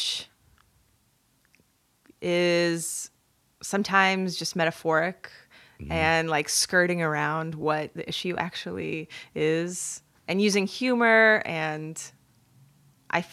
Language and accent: English; Philadelphia, Pennsylvania, United States; also born or lived in Belarus; now in New York, United States; I grew up in Northeast Philly, and there was a diverse population.